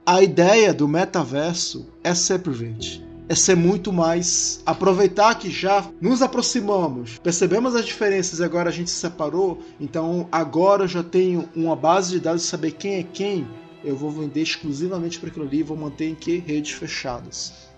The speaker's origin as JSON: {"language": "Portuguese", "town": "Manaus", "region": "Amazonas", "country": "Brazil", "said": "Em Manaus, que é de onde eu sou"}